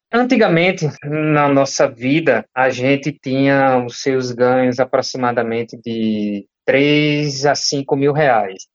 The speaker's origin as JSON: {"language": "Portuguese", "town": "João Pessoa", "region": "Paraíba", "country": "Brazil", "also_born_or_lived": "São Paulo", "said": "eu sou daqui de João Pessoa"}